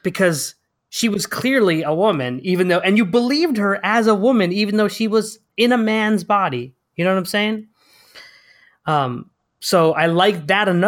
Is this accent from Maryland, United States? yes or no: no; Connecticut, United States; because I, I grew up in Connecticut, so I was like, all you white people have to like makeup up to look different. I'm just brown, so I already